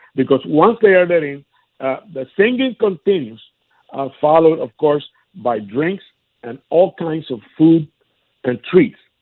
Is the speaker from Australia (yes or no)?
no; Ponce, Puerto Rico; my hometown of Ponce, in the southern part of, coast of the island